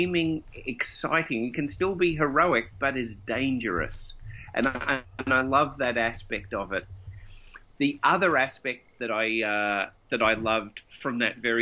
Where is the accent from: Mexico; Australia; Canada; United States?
Australia; Melbourne, Victoria; I grew up in Melbourne, and I did my formative years of being a role player in Melbourne